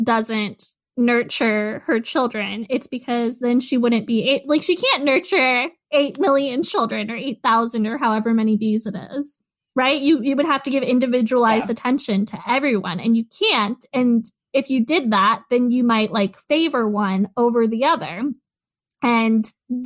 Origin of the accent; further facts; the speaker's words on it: United States; as an American